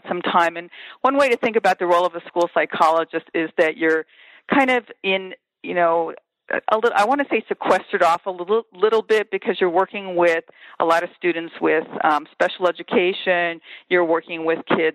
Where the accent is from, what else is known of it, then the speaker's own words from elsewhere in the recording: Los Angeles, California, United States; moved away as an adult; also born or lived in Champaign, Illinois; I am born and raised in Los Angeles, and I have been a product of public schools, large public Los Angeles schools